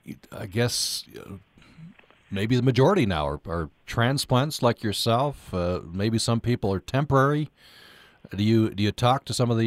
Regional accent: Vernal, Utah, United States; moved away; I grew up in Vernal

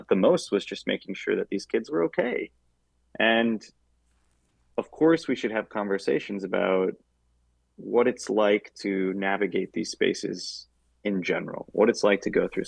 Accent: Traverse City, Michigan, United States; moved away as an adult; I love seeing my hometown progress

